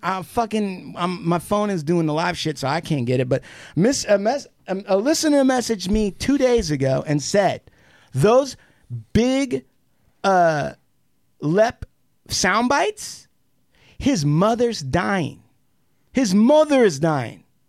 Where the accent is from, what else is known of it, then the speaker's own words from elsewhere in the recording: Puyallup Indian Reservation, Washington, United States; as an American Indian, when I grew up on the Puyallup Indian Reservation